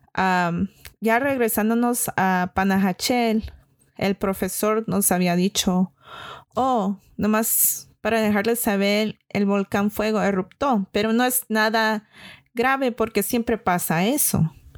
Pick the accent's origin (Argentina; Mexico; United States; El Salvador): United States; California; yo crecí y vivo aquí en California